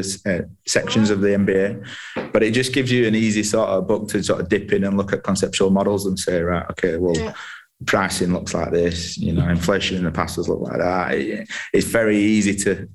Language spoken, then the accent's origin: English; Halifax, Yorkshire and the Humber, United Kingdom; I'm from Halifax, Caldale.